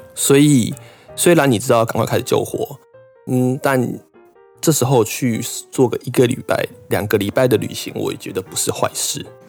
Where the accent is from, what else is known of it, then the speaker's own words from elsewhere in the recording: Taiwan; moved away as an adult; now in Japan; 我老家附近的土地公哎。跟我从小拜拜拜到大的关公庙